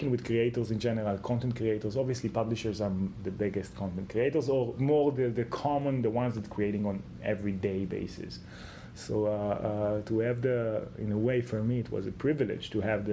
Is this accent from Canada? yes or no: no; Israel; I'm coming from Israel, so the Israeli mentality is always in pushing forward